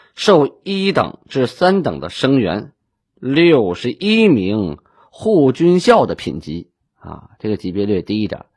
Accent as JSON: {"language": "Chinese", "town": "Shenyang", "region": "Liaoning", "country": "China", "said": "我是沈阳人嘛"}